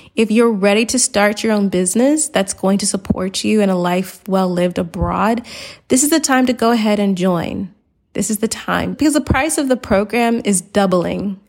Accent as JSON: {"language": "English", "town": "Atlanta", "region": "Georgia", "country": "United States", "moved": "yes", "said": "I'm from Atlanta"}